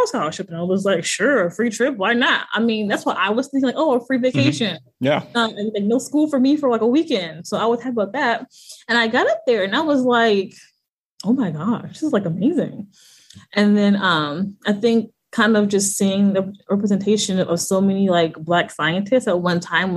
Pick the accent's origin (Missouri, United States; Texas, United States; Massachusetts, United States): Missouri, United States; St. Louis; moved away as an adult; also born or lived in Hampton, Virginia; I'm actually from St. Louis, Missouri